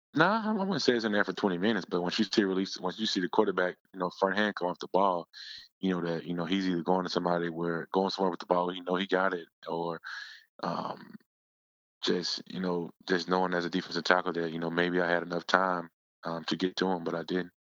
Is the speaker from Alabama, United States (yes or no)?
no; Yazoo City, Mississippi, United States; moved away as an adult; now in Philadelphia, United States; back in my hometown, Yazoo City